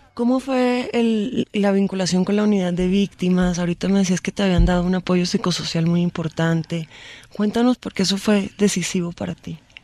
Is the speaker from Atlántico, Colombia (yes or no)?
yes; Barranquilla, Atlántico, Colombia; soy periodista barranquillera